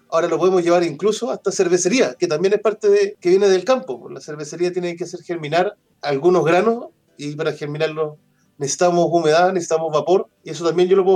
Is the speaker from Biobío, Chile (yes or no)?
no; Pitrufquén, Araucanía, Chile; Yo originariamente soy, soy de Pitrufquén, de una comunidad rural de Puraquina Alto, para los que conocen eso es de Pitrufquén, camino a Ñancul, por la parte sur del río Tortel.